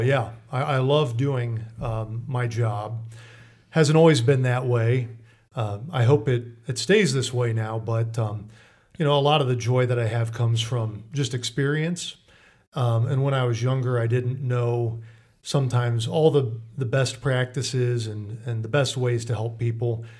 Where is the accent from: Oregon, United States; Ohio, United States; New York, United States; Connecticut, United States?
Ohio, United States; Mansfield; I'm a Lexingtonite, I'm from Mansfield, pretty much born and raised